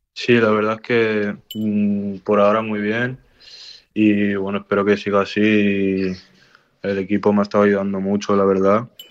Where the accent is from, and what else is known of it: Barcelona, Catalonia, Spain; born or raised there